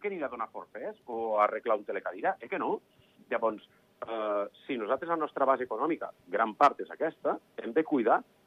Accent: Andorra; nosaltres som un país de serveis

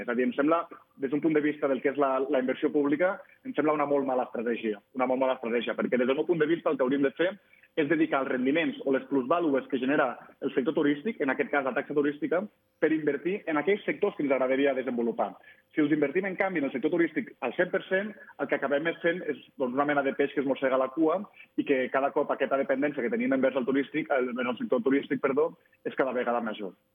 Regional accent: Andorra; per habitant i per quilòmetre quadrat som el país d'Europa amb més turistes

